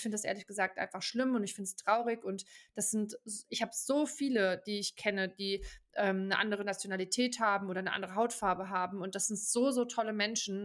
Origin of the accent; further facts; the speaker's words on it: Germany; moved away as an adult; now in Switzerland; als Deutscher